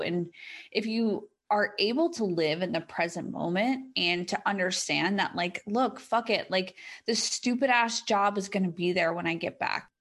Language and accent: English; United States; in my home country